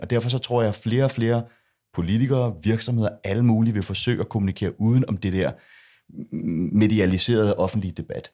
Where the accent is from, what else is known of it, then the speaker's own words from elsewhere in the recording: Denmark; jeg er jo dansker